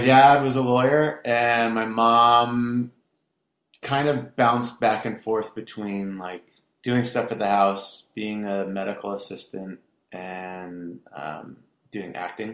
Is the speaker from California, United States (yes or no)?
yes; Irvine, California, United States; also born or lived in Garden Grove, California / Westminster, California; Raised in Irvine, like when Irvine was nothing